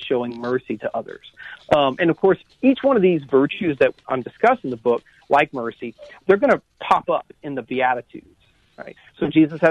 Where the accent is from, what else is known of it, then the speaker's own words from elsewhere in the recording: South Louisiana, United States; I'm from South Louisiana